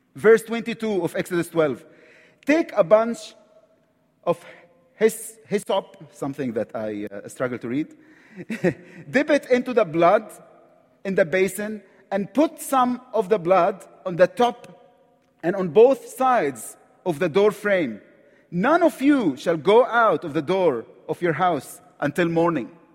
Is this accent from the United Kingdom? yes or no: no; Egypt; accent: Egyptian; English is a second language; I'm from Egypt, right from the Middle East.